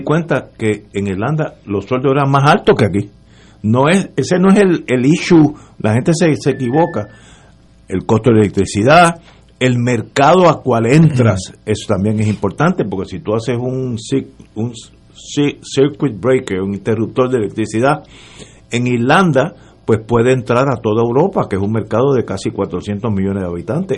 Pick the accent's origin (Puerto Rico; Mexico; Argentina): Puerto Rico